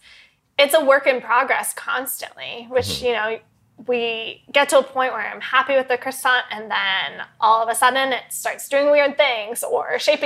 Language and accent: English; Langhorne, Pennsylvania, United States; moved away as an adult; also born or lived in Paris, France / Philadelphia; now in New York, United States; So I grew up in, it's a town called Langhorne, but it's the suburbs of Philadelphia.